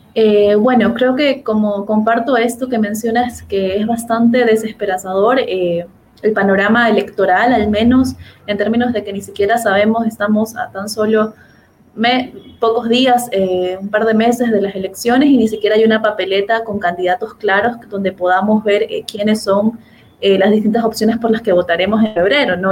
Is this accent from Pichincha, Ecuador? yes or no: no; Guayaquil, Guayas, Ecuador; de donde yo soy, de Guayaquil